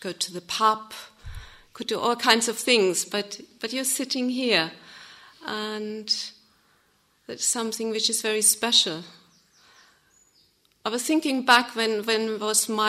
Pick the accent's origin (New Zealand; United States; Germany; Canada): Germany; English is a second language; moved away as an adult; now in England, United Kingdom; I'm from Germany. Moved here to England 9 years ago.